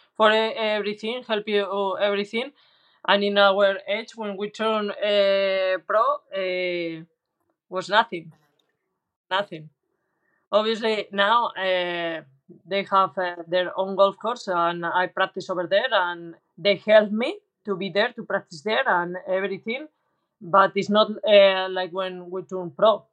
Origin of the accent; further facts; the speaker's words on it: Valladolid, Castile and León, Spain; English is a second language; I was coming from Valladolid, that is a small town in compared to the others.